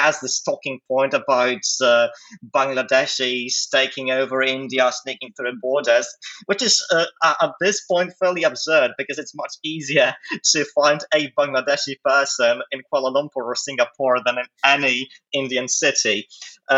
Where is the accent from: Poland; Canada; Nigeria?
Poland; moved away as an adult; also born or lived in Maastricht, Netherlands; I was born and raised in Poland, in the northwest of the country, just across the border with Germany.